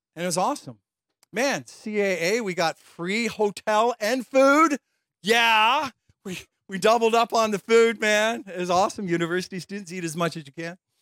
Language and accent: English; London, Ontario, Canada; also born or lived in Chicago; I grew up in London, Ontario